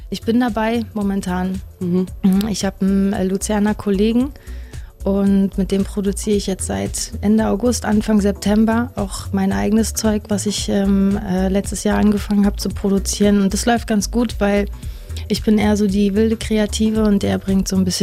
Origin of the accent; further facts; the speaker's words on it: Berlin, Germany; Und ich meine, ich komme aus Berlin und ähm, ja, manchmal war ich irgendwie ganz schön kulturgesättigt